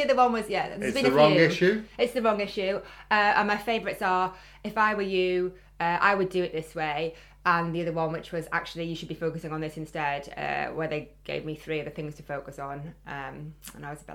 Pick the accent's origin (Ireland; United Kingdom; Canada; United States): United Kingdom; Geordie, North East England; accent: Geordie; my Geordie accent